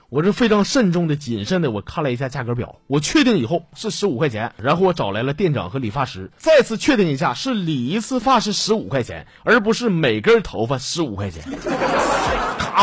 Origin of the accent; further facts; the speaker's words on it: Northeast China, China; 作为一个土生土长，我是没有离开过黑土地的东北人